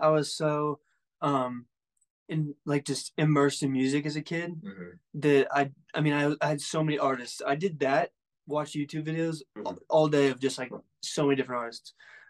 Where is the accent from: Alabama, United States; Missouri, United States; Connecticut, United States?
Missouri, United States; That's my hometown.